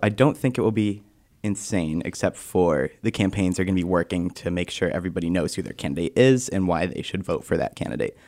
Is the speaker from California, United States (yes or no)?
no; Northampton, Massachusetts, United States; moved away as an adult; now in Keene, United States; I'm from Northampton, Mass, just about an hour south from here